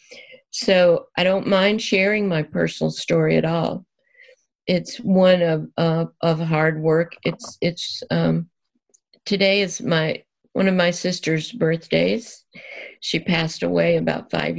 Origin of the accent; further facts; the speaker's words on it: Deep South, United States; moved away; I was born and raised in the Deep South